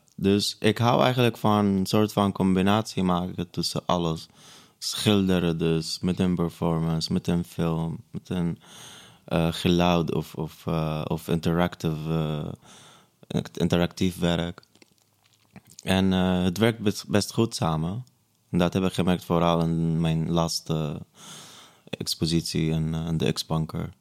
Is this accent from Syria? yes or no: yes; Syria; Dutch is a second language; also born or lived in Breda, Netherlands; now in Amsterdam, Netherlands; Stateless, omdat ik Palestijns-Syrisch ben